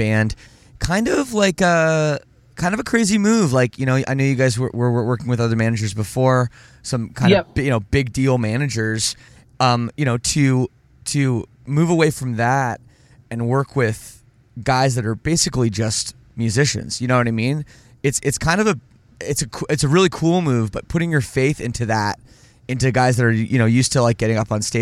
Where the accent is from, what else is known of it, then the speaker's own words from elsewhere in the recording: Canada; I'm from Canada